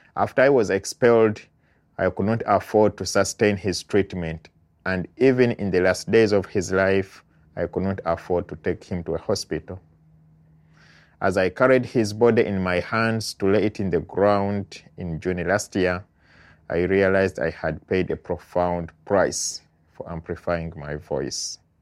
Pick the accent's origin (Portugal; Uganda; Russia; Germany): Uganda; moved away as an adult; now in United States; I am an immigrant from Uganda living in the United States while waiting for my asylum application to go through